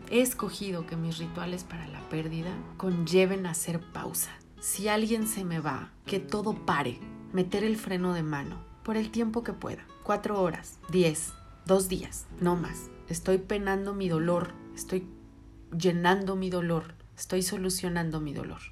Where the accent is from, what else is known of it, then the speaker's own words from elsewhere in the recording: Mexico; somos mexicanos